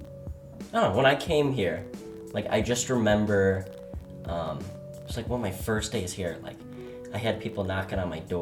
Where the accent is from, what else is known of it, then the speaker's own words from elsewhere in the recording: Braidwood, Illinois, United States; moved away as an adult; now in Whitewater, United States; I'm from a small town in Braidwood, Illinois. It's kind of out in the sticks a little bit. definitely grew up in the country in a small kind of fisherman-y area. I grew up around a ton of people who fished.